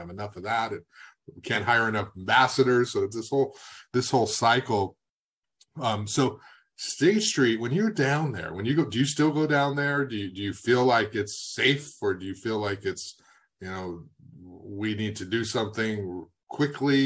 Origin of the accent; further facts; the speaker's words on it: Goleta, California, United States; also born or lived in Santa Barbara; I grew up in Goleta, Santa Barbara